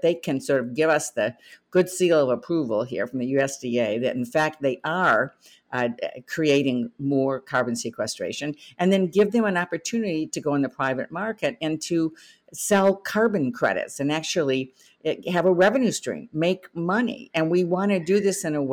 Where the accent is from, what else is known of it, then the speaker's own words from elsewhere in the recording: Michigan, United States; I'm from Michigan.